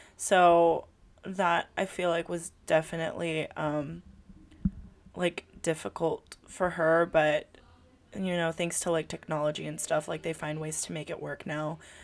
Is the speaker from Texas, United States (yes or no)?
no; California, United States; first language Tagalog; English is a second language; I live in California